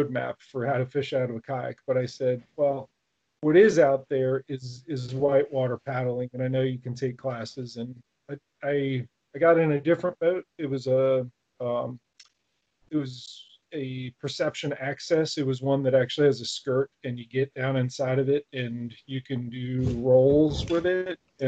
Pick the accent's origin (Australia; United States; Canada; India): United States; Rockville, Maryland; I grew up in Rockville, Maryland